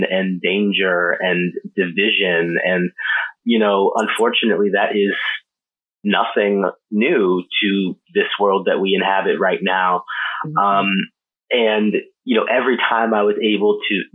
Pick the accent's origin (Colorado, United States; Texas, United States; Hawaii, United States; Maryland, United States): Maryland, United States; Baltimore; moved away as an adult; now in New York City, United States; I am originally from Baltimore. I moved to New York City about, how long has it been now? I moved there in 2011, to go to college